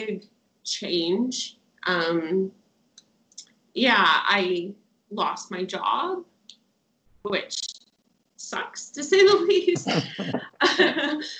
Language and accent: English; Winnipeg, Manitoba, Canada; moved away as an adult; now in Sydney, Australia; I am from Winnipeg, Manitoba, Canada. I moved here almost 2 years ago to Sydney, Australia